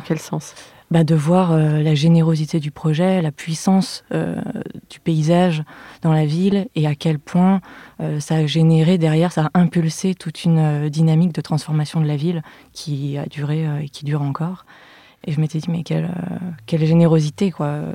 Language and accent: French; Lyon, Auvergne-Rhône-Alpes, France; je suis née et j'ai grandi à Lyon